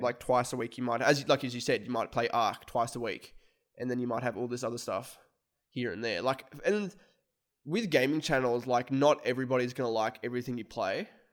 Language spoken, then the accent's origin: English; Australia; we're content creators from Australia